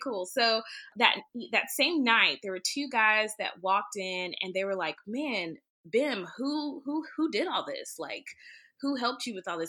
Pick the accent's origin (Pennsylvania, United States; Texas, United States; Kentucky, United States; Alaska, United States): Texas, United States; Greenville; now in Dallas, United States; I'm originally from Greenville, Texas